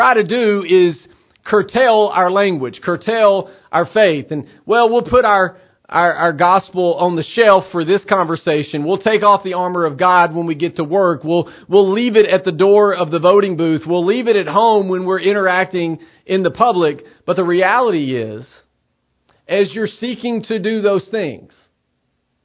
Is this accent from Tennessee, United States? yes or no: yes; Tennessee, United States; my home state, the state I love, the state of Tennessee